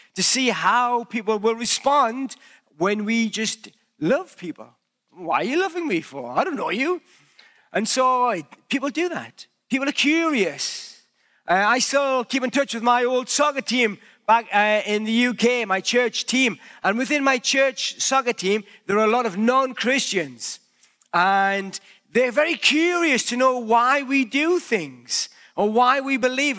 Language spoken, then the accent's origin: English; United Kingdom; accent: British; now in Canada; wherever I go, people know that I'm British by my accent.